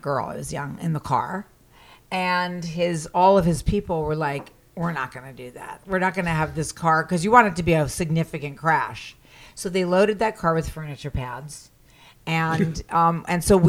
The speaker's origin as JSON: {"language": "English", "region": "New York", "country": "United States", "tie": "born or raised there", "said": "I'm a New Yorker. I grew up with no car."}